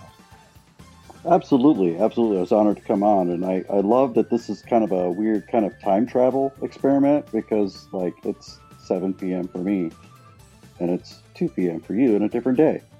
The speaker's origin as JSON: {"language": "English", "town": "Portland", "region": "Oregon", "country": "United States", "tie": "born or raised there", "said": "I was born here in Portland, Oregon, USA, on the West Coast"}